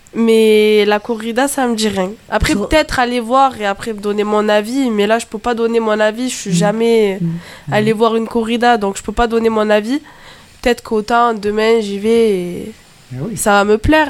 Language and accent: French; Beauvoisin, Occitania, France; je suis de Beauvoisin